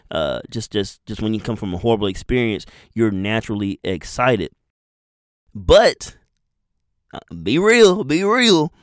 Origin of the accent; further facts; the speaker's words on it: Madison, Alabama, United States; I'm from Madison, Alabama.